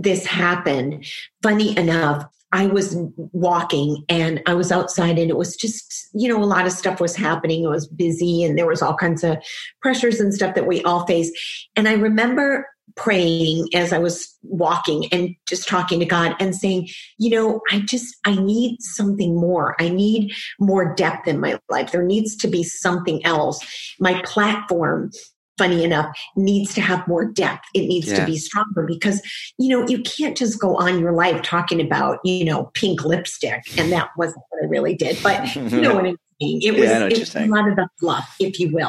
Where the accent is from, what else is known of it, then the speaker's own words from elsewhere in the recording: Detroit, Michigan, United States; a little girl growing up in Detroit